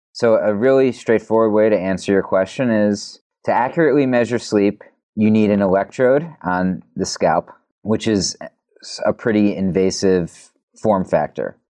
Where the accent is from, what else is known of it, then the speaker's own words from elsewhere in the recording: New York City, New York, United States; I'm a New Yorker